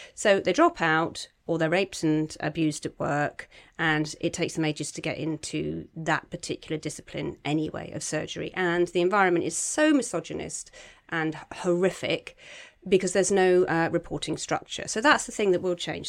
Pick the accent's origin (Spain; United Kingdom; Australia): United Kingdom; Cornwall, South West England; moved away; I'm from Cornwall, I go back a lot